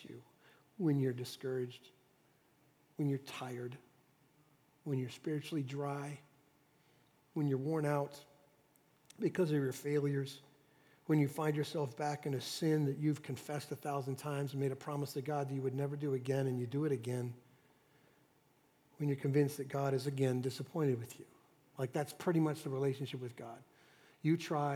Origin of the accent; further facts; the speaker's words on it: Dallas, Texas, United States; I was raised in Dallas, Texas in the 60s